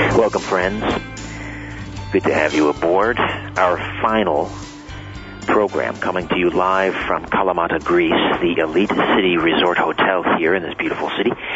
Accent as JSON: {"language": "English", "country": "Canada", "said": "I'm a Canadian boy"}